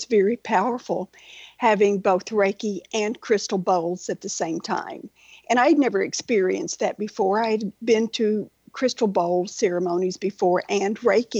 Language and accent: English; Western Kentucky, United States; now in Naples, Florida, United States; I grew up in Western Kentucky